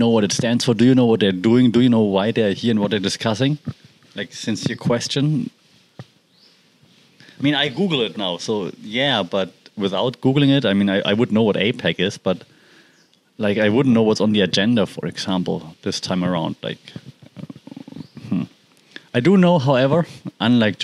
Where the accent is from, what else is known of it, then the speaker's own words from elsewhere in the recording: Germany; accent: German; English is a second language; now in Thailand; I'm German, as you know and can guess from my accent